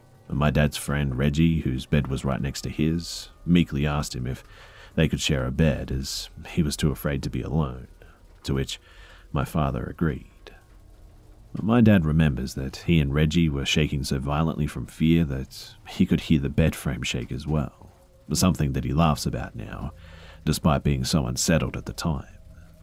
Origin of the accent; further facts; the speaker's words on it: Alberta, Canada; I'm from Canada, Alberta, and that's all I can really say is I have to keep things as private as possible.